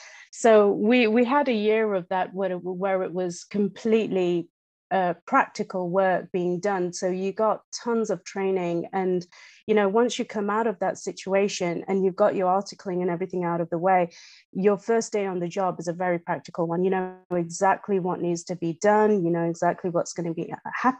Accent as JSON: {"language": "English", "region": "England", "country": "United Kingdom", "tie": "born or raised there", "accent": "English", "moved": "as an adult", "lives_now": "Canada", "said": "from my accent, it's no secret that I am in fact English. So I grew up in England. I was born in England"}